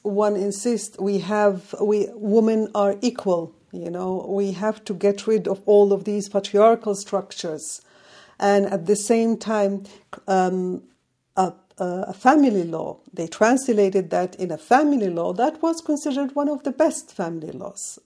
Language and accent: English; Yemen; moved away; my home country